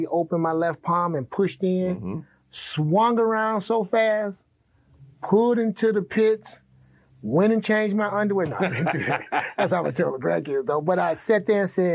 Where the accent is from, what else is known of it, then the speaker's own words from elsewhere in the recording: Detroit, Michigan, United States; moved away; also born or lived in Cocoa Beach, Florida; I grew up in Detroit, you know, the concrete jungle